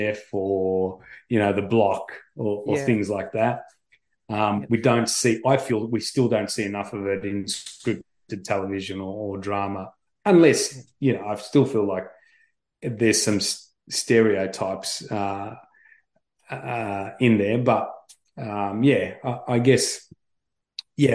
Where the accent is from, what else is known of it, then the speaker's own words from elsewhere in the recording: Melbourne, Victoria, Australia; I grew up in Melbourne.